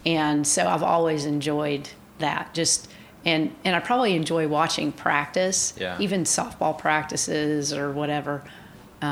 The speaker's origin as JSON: {"language": "English", "town": "Coweta", "region": "Oklahoma", "country": "United States", "tie": "born or raised there", "said": "growing up in Coweta on Main Street"}